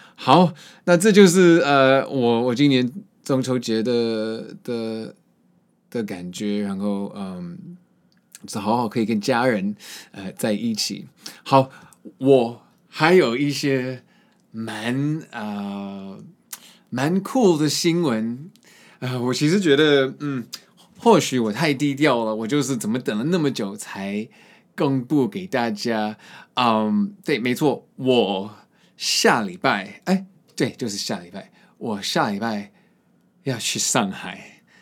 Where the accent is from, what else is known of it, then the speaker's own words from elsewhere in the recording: Boston, Massachusetts, United States; moved away; 我在博士论出生那边也有很多这首树